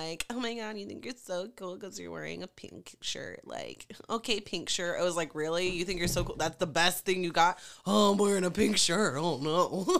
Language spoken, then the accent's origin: English; Hawaii, United States; As Hawaiian as I am